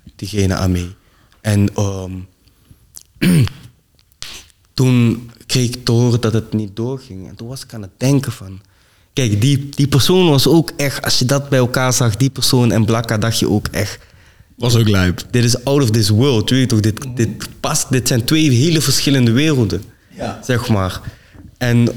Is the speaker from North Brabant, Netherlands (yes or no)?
no; Venlo, Limburg, Netherlands; ik kom uit Venlo